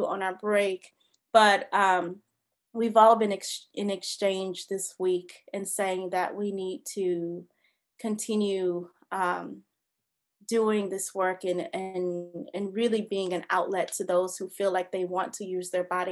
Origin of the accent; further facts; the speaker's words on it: Georgia, United States; I'm from Georgia